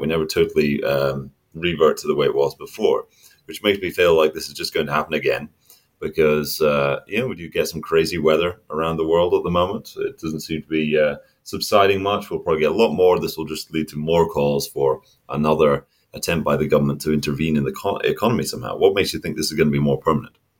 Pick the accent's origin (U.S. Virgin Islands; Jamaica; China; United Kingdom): United Kingdom; Scotland; I am a Scotsman in Scotland right now